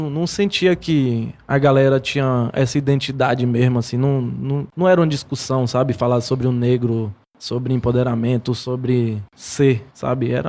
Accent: Paulo Afonso, Bahia, Brazil; now in Salvador, Brazil; Eu sou de Paulo Afonso, né?

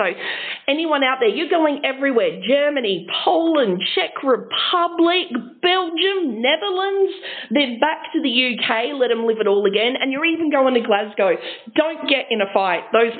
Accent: Adelaide, South Australia, Australia; we're from Adelaide

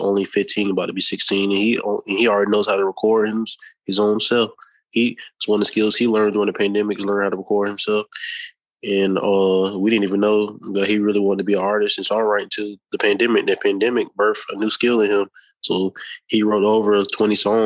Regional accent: Jacksonville, Florida, United States; also born or lived in Tallahassee, Florida; I'm from Tallahassee, Florida, but I've been living in Jacksonville, Florida since about 97, 98. So I primarily grew up here my whole life, Jacksonville, Florida.

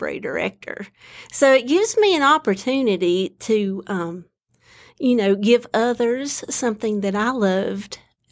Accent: Lansing, North Carolina, United States; moved away; also born or lived in Galax, Virginia; I grew up in Lansing, North Carolina, just about 50 miles southwest of here

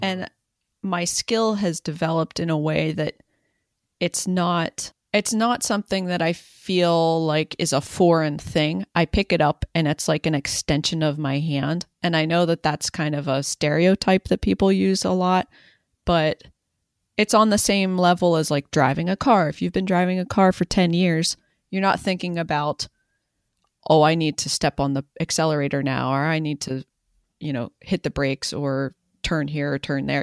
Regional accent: rural Western Maryland, United States; I grew up in rural Western Maryland

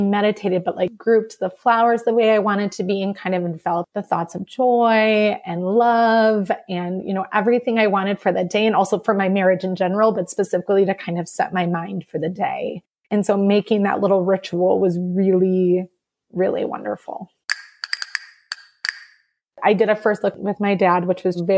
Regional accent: Madison, Wisconsin, United States; I'm from Madison, Wisconsin

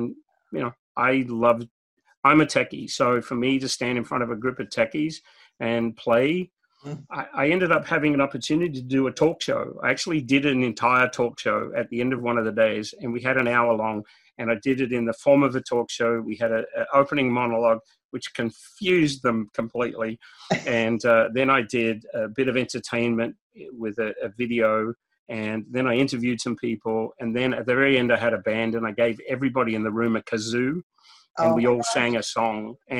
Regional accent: Australia; And growing up in Australia where it's 100 degrees or more during the summer every day, we don't know what snow is.

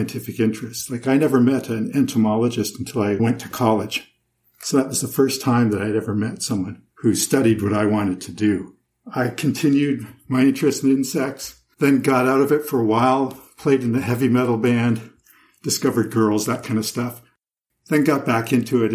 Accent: Toronto, Ontario, Canada; I grew up in Toronto, Canada

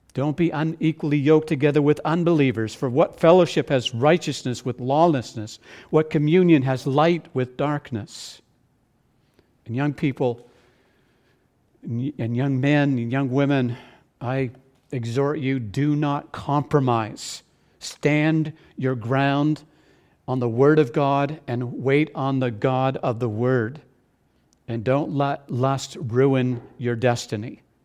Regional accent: New Brunswick, Canada; growing up in New Brunswick, at the end of potato harvest

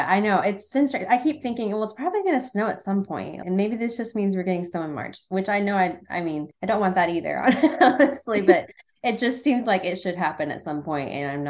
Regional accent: Muncie, Indiana, United States; also born or lived in North Carolina; I grew up in Muncie. I'm from Muncie.

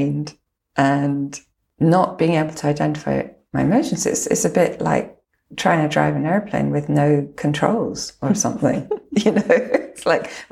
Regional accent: Lochland, Scotland, United Kingdom; I was brought up around Lochland.

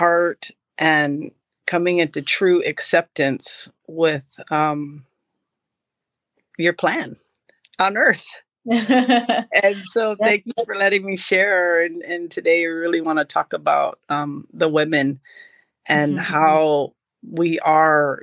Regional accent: Hawaii, United States; I was born in Hawaii

